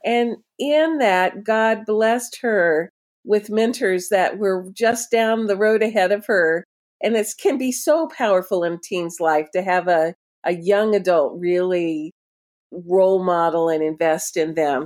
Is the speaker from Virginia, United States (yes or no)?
no; Florida, United States; moved away; I'm a, originally a Florida person myself